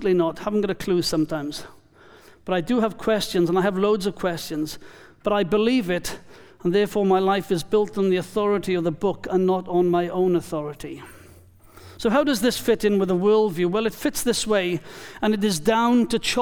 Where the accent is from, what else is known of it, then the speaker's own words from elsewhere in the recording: Wales, United Kingdom; now in New Zealand; I am Welsh